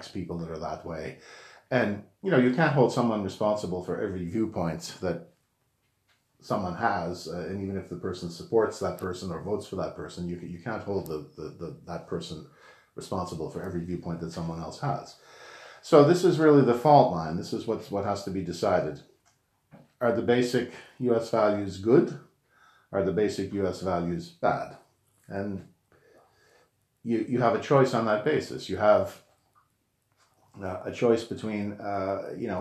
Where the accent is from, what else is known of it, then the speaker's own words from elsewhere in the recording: Canada; I'm a Canadian citizen. I don't vote in the U.S.